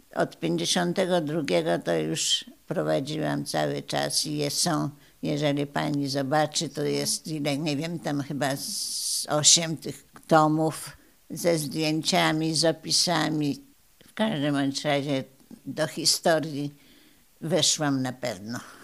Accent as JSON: {"language": "Polish", "town": "Opoczno", "region": "Łódź Voivodeship", "country": "Poland", "tie": "born or raised there", "moved": "as an adult", "lives_now": "Radom, Poland", "said": "Przyjechałam do Radomia z Opoczna, bo jestem tam, tam rodzina moja była i tam chodziłam do szkoły."}